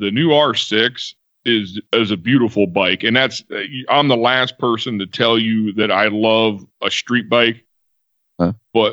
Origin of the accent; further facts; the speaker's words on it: Cleveland, Ohio, United States; I grew up around the Cleveland area